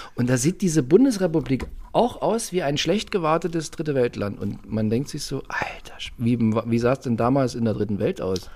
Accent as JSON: {"language": "German", "region": "Saxony", "country": "Germany", "tie": "born or raised there", "said": "In Sachsen, meine Heimat"}